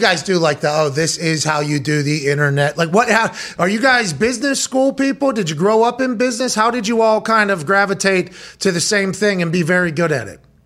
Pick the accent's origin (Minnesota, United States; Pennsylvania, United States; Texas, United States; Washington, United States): Pennsylvania, United States; Pittsburgh; moved away; I grew up in Pittsburgh